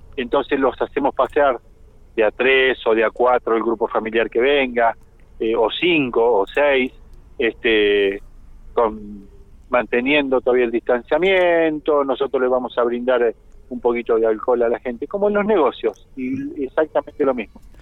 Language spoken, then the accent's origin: Spanish; Argentina; somos argentinos